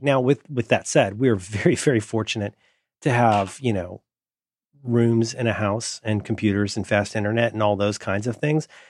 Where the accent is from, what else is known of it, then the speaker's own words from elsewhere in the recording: Florida, United States; now in San Francisco, United States; I grew up in Florida.